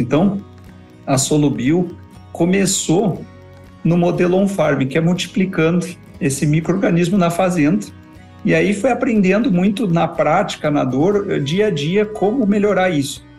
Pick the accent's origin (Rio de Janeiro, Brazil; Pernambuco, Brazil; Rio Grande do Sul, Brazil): Rio Grande do Sul, Brazil; Porto Alegre; moved away as an adult; sou nascido no Rio Grande do Sul, Porto Alegre. É, vivi lá desde o nascimento até os 23 anos, região metropolitana, Porto Alegre, Canoas, aquela região ali